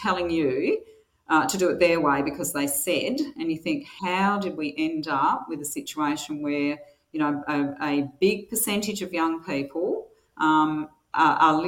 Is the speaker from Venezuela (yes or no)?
no; Albany, Western Australia, Australia; also born or lived in Manjimup; I grew up in Albany in the 60s and 70s